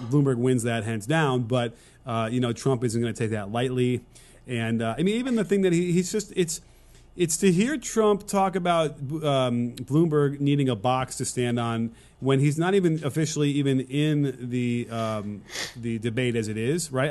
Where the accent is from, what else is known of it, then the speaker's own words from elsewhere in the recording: Illinois, United States; also born or lived in Wisconsin; I'm from, well, I'm Illinois